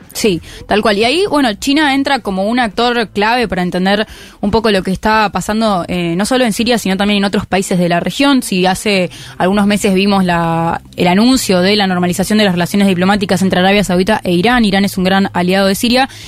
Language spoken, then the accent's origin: Spanish; Argentina; Y yo soy argentina